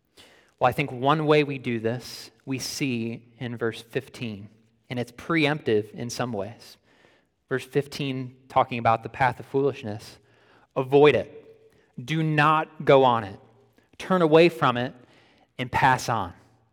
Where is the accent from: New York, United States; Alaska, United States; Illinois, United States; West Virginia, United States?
New York, United States; Buffalo; I grew up in the Buffalo, New York area, right near Niagara Falls.